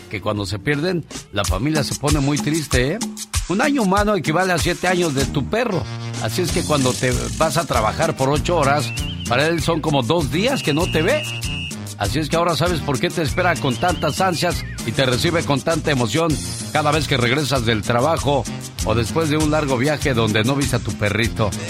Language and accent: Spanish; Matamoros, Tamaulipas, Mexico; Ay, mi tierra, mi Matamoros querido.